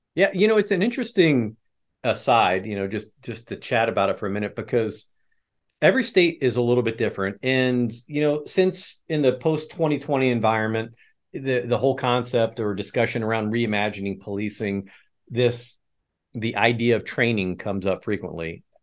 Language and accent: English; Midwest, United States; also born or lived in West Chester, Pennsylvania; I was born in Westchester and then, uh, carted off to the Midwest as a young child